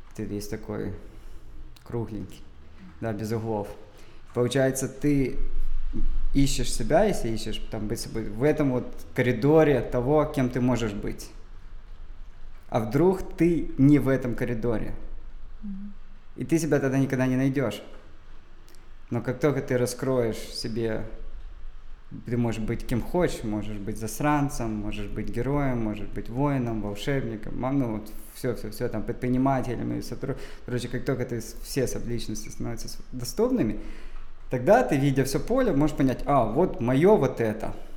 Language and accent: Russian; Dzhankoy, Crimea, Ukraine; я родился в Джанкое